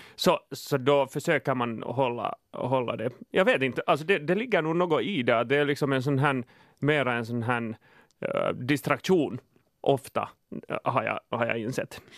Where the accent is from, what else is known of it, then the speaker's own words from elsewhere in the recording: Finland; jag är finne